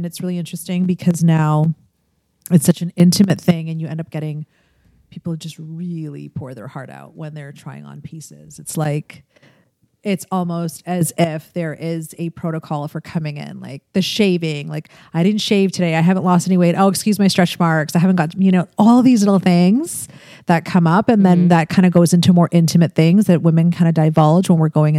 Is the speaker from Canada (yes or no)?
yes; Toronto, Ontario, Canada; I'm from Toronto